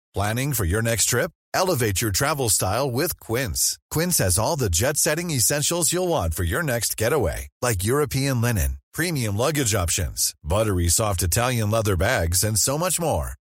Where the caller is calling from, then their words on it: Dublin, Leinster, Ireland; I'm just calling from Dublin, Ireland